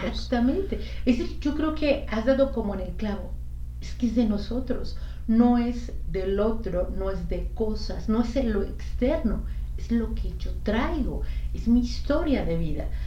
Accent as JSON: {"language": "Spanish", "country": "Mexico", "moved": "yes", "said": "iba con otras dos compañeras mexicanas también"}